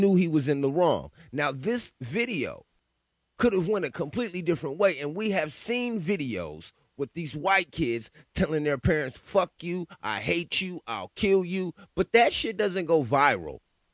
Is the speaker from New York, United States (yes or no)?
no; California, United States; I grew up in California. I was a teenager during the … and … beefs